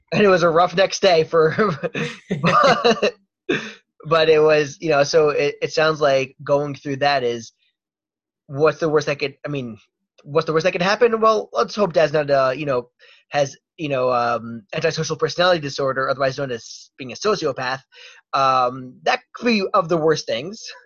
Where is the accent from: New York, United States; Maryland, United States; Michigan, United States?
Maryland, United States; Baltimore; I'm from Baltimore